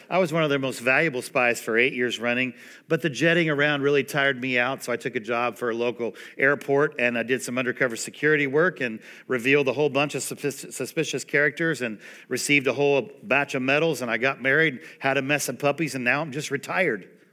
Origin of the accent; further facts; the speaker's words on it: Indiana, United States; moved away as an adult; also born or lived in Greenwood, Indiana; now in Dallas, United States; I am born and bred in Indiana